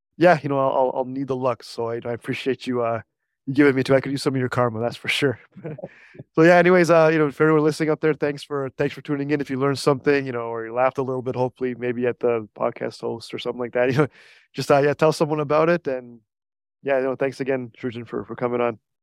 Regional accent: Canada; also born or lived in Niagara Falls; we're both Canadian

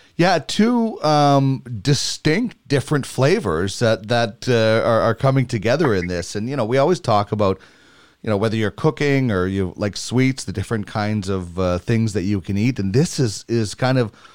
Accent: Brandon, Manitoba, Canada; moved away; my hometown, Brandon

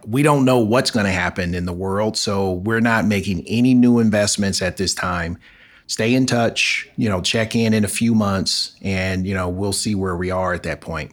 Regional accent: Los Angeles, California, United States; moved away as an adult; I'm born and raised in Los Angeles. So I'm, I'm an Angeleno, as we call ourselves

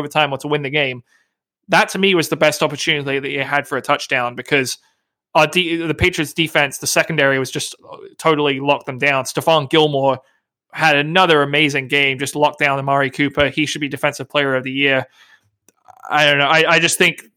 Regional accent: England, United Kingdom; now in United States; I have an American mother and a British father. And so when I was growing up, even in England, we celebrated all the American holidays.

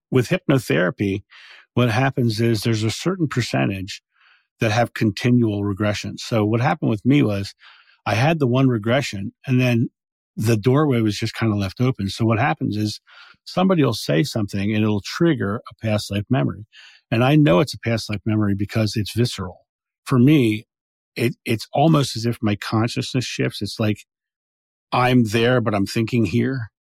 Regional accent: Rehoboth Beach, Delaware, United States; I grew up in Rehoboth Beach, Delaware

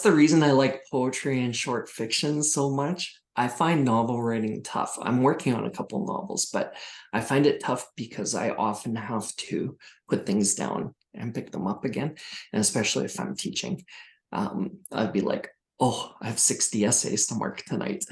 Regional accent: small town Saskatchewan, Canada; moved away; I'm from small town Saskatchewan originally, 800 people in my hometown.

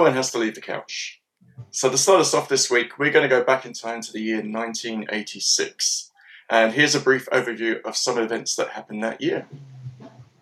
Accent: England, United Kingdom; as an Englishman

